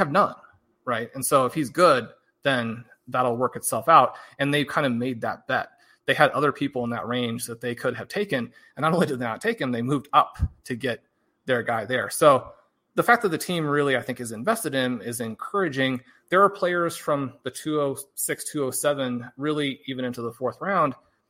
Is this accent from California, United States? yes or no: no; Kansas City, Missouri, United States; I grew up in Kansas City